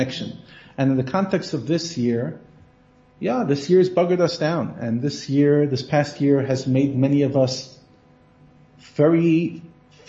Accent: United States; now in South Africa; I'm talking as an American

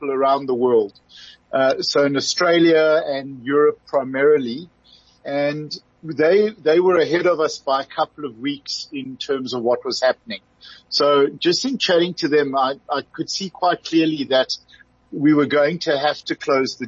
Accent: South Africa; being a South African

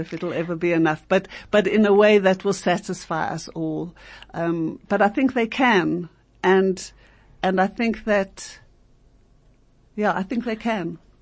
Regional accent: South Africa; we as South African Jews

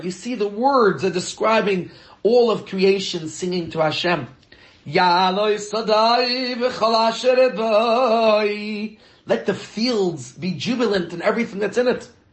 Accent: New York, United States; now in Johannesburg, South Africa; I grew up in New York

